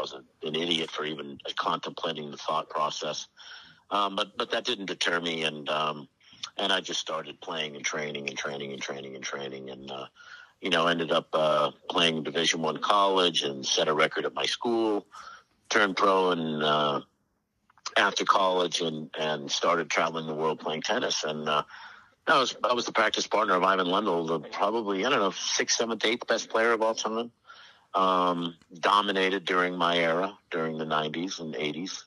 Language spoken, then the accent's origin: English; Fairfield County, Connecticut, United States; also born or lived in Massachusetts; I grew up in Fairfield County, you know, private schools